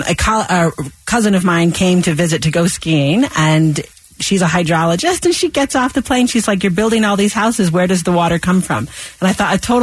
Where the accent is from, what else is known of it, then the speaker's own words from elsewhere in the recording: New York, United States; moved away; I grew up in New York and you had to pay for secondary water, right? So I moved out here